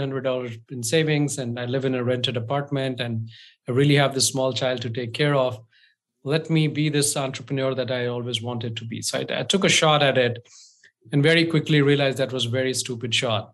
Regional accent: India; now in United States; I'm from India

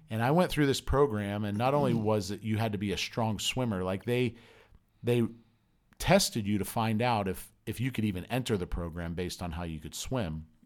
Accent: Southern California, United States; also born or lived in Pennsylvania; I moved from Pennsylvania to Southern California when I was ten

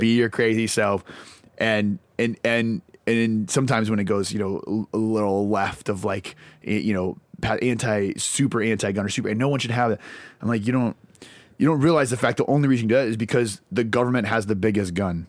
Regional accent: Lawrence, Kansas, United States; now in Nashville, United States; grew up in, uh, Lawrence, Kansas

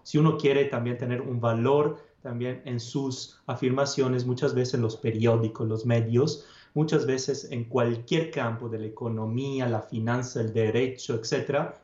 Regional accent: Padua, Veneto, Italy; Spanish is a second language; moved away; soy italiano. Nací en Padua, una ciudad del norte de Italia, cerca de Venecia

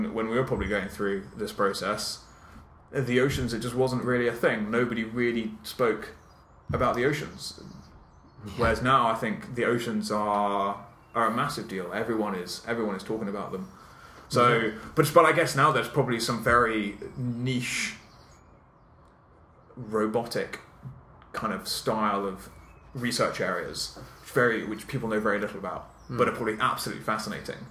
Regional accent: South Downs, south coast of the UK, South East England, United Kingdom; also born or lived in London / Southampton / Oxford / Cambridge; I grew up on the south coast of the UK, in the South Downs. I was born in London, but my parents moved when I was 6 months old

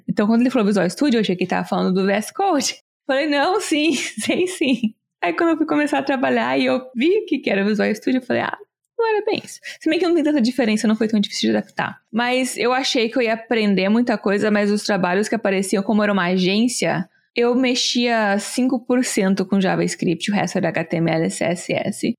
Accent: Brazil; moved away as an adult; also born or lived in Chicago / New York; now in United States

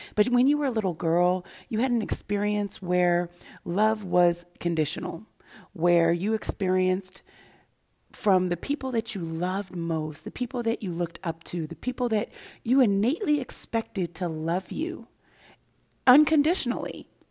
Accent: Santa Barbara, California, United States; also born or lived in Denver, Colorado / Los Angeles, California; I grew up in Denver, Colorado initially until I was about seven. And then I went to Los Angeles, California, and then into, went, moved into, moved to Santa Barbara, California

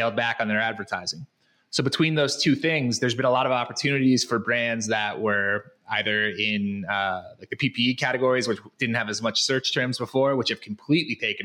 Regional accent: Connecticut, United States; moved away as an adult; now in Guadalajara, Mexico; I am from Connecticut originally

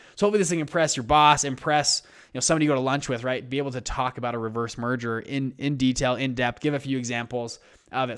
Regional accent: Utah, United States; I'm from Utah.

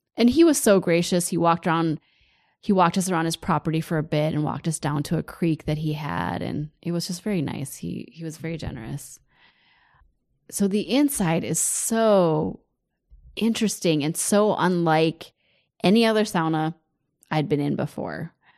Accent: United States; as an American

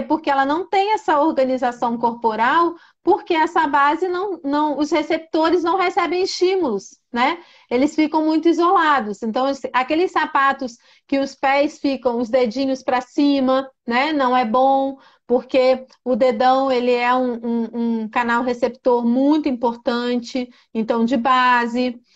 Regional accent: Brasília, Federal District, Brazil; Eu sou aqui de Brasília

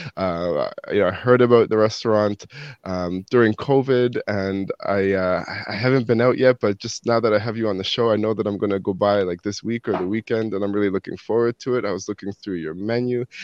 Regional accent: Toronto, Ontario, Canada; now in New Brunswick, Canada; I grew up in Toronto

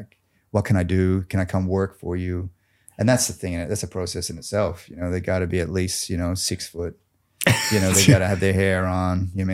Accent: Gold Coast, Queensland, Australia; I mean, if you didn't know, I'm Aussie. This whole accent thing is fucking fake. I'm from Queensland, the Goldie.

